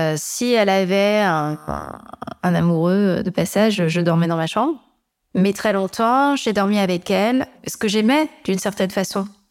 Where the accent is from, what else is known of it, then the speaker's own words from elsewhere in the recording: Amiens, Hauts-de-France, France; je suis née à Amiens, donc où je vis toujours